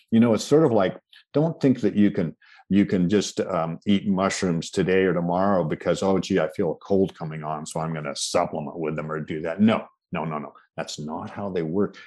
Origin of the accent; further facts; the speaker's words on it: Washington, United States; I was born in the Pacific Northwest